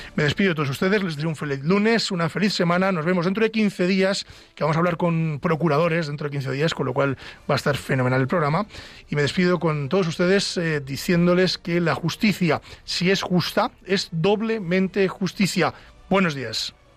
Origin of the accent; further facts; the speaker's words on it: Ávila, Castile and León, Spain; Ávila, de donde yo soy, fue ciudad europea de la accesibilidad